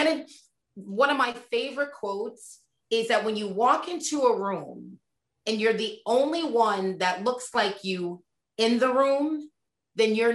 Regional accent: Connecticut, United States; also born or lived in Boston; born and raised in Connecticut, college, Boston

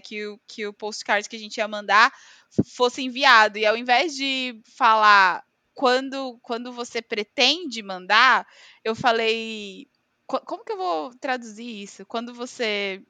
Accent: Brazil; accent: Brazilian; moved away; eu era do tá Brasil

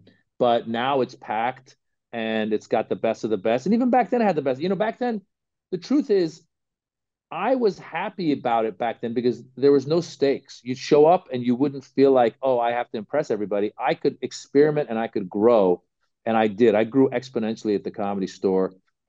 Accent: Northern California, United States; also born or lived in Los Angeles; And because I grew up in Northern California, and my parents, being immigrant parents

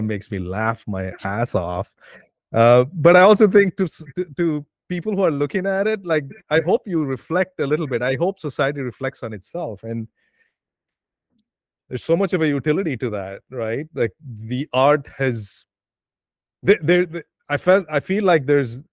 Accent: Bangalore, Karnataka, India; I grew up with in Bangalore

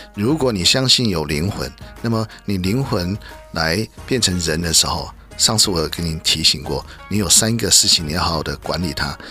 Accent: China; 我们中国人

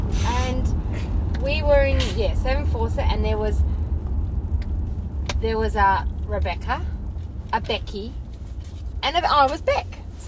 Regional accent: Moorabbin, Victoria, Australia; I was from Moorabbin

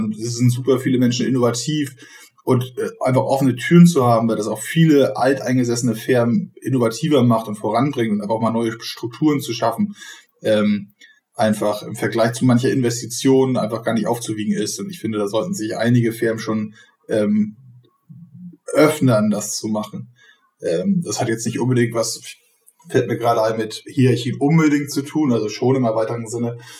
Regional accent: Bordesholm, Schleswig-Holstein, Germany; Also ich komme aus Bordesholm, das ist mit allen Dörfern rum 10.000 Einwohner

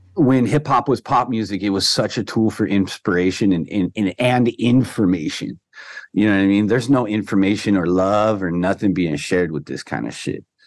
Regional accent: Orange County, Southern California, United States; I come from Orange County. You know, uh, you know, I'm the first one of my whole family born here in Southern California

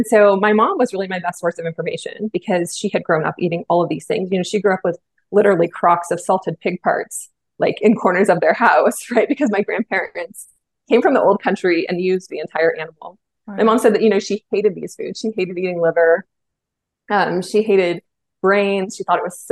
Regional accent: Bay Area, California, United States; I grew up in the Bay Area in California

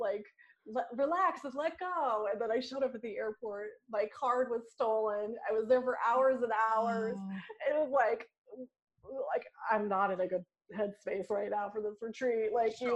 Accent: New York, United States; I'm a New Yorker

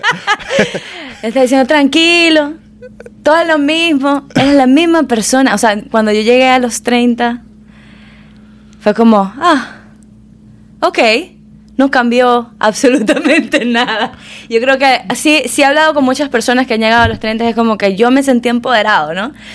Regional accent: Maracaibo, Zulia, Venezuela; now in Miami, United States; nacida criada en Venezuela en la mayor parte

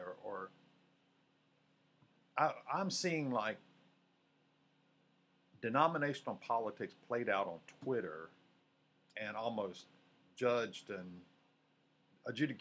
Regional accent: Mississippi, United States; moved away as an adult; also born or lived in Louisiana / Georgia / Alabama; I was born in Mississippi, but I've served in Louisiana, Georgia, Alabama

